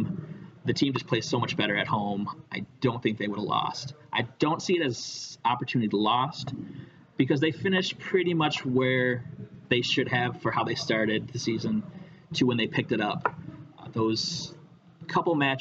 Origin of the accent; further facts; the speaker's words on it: Michigan, United States; I grew up in Michigan.